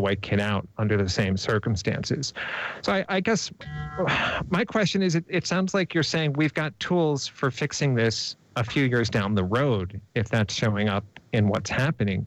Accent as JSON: {"language": "English", "region": "East Coast", "country": "United States", "tie": "born or raised there", "said": "the suburb I grew up on the East Coast"}